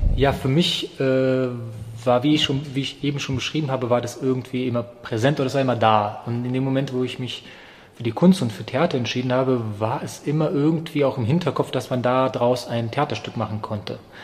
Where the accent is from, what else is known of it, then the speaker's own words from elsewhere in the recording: Germany; also born or lived in Yugoslavia; ich bin 91 in Jugoslawien geboren, das ist sozusagen der Zusammenhang. Ähm, ich bin dann ab 91 auch in Deutschland aufgewachsen